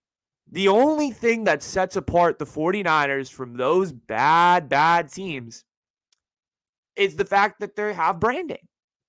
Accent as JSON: {"language": "English", "town": "San Francisco", "region": "California", "country": "United States", "tie": "born or raised there", "said": "And I'm here to deliver a hypothesis about my hometown team, the San Francisco 49ers."}